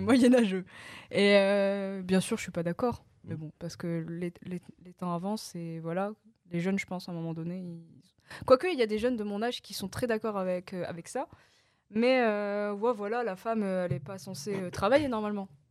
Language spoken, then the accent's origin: French; the North, Hauts-de-France, France; j'ai grandi en France